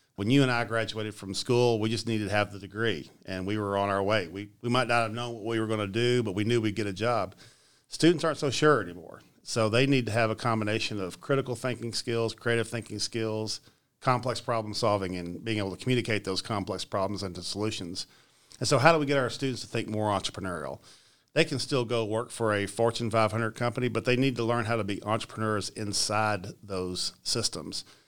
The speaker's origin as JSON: {"language": "English", "town": "Richmond", "region": "Kentucky", "country": "United States", "tie": "born or raised there", "said": "I grew up right here in Richmond"}